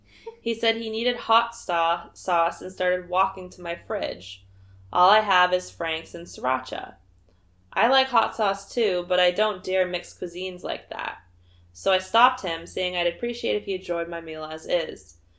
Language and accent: English; Canada; born there; My mom was born in Italy, but I was born in Canada.